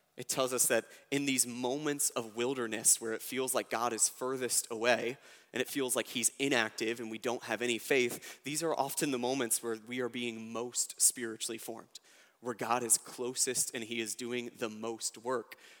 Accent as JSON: {"language": "English", "country": "United States", "tie": "born or raised there", "said": "I was born in America"}